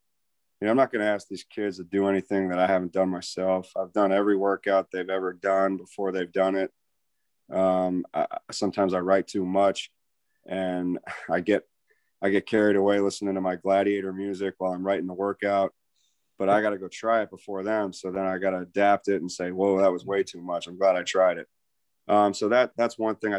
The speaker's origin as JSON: {"language": "English", "town": "Tampa", "region": "Florida", "country": "United States", "tie": "born or raised there", "said": "I grew up in Tampa, Florida"}